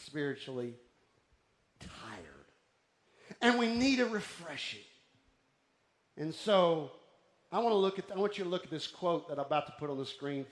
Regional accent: Houston, Texas, United States; moved away as an adult; also born or lived in Austin, Texas; now in Golden Triangle, Texas, United States; I was raised in Houston, then I lived in Austin, and then I came to this area

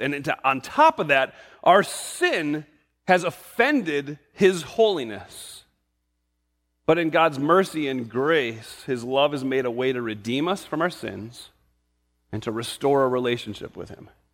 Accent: New England, United States; I grew up in New England

